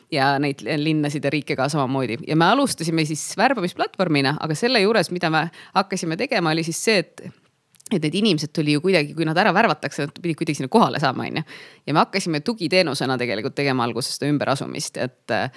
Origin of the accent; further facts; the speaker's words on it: Pärnu, Pärnu County, Estonia; moved away as an adult; also born or lived in Tallinn; ma käisin Pärnu vahet, see oli minu kodulinn